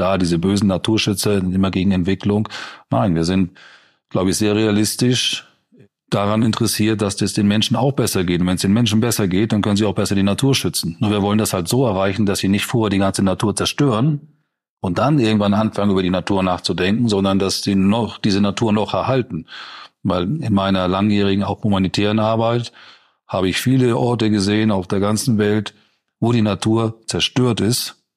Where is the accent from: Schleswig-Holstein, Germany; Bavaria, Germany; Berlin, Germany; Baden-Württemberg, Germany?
Schleswig-Holstein, Germany; moved away; Mein Heimatbundesland Schleswig-Holstein